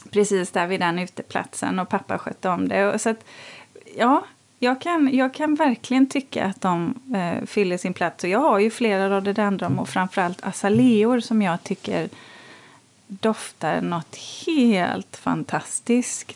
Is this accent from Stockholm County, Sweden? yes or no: no; Borås, Västra Götaland, Sweden; där jag växte upp i Borås